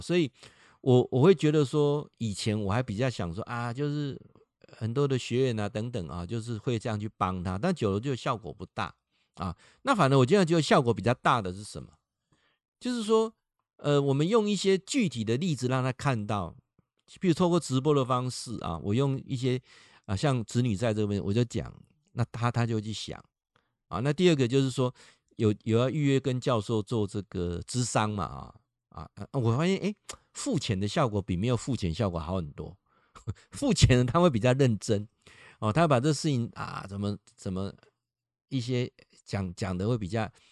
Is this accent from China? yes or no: no; Taiwan; 这一点就大陆跟我们差异很大了